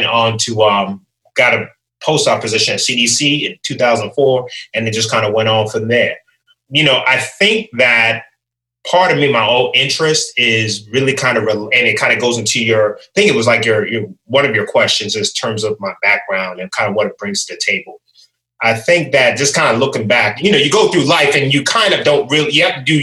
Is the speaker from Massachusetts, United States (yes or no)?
no; Silver Spring, Maryland, United States; also born or lived in Harrisonburg, Virginia; I grew up in the Washington, D.C. area, Silver Spring, Maryland specifically